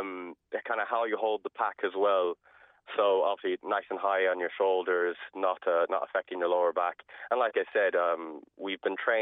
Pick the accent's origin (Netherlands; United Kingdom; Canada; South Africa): South Africa; now in Ireland; Well, I'm originally from South Africa, actually. My father was African and my mother is Irish. She decided to go there and then met my father, and then we came back to Ireland in 2000.